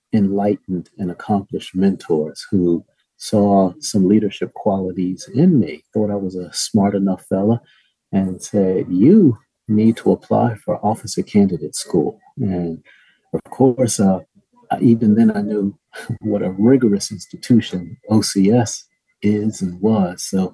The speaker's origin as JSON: {"language": "English", "town": "Philadelphia", "region": "Pennsylvania", "country": "United States", "tie": "born or raised there", "said": "I was born and raised in West Philadelphia"}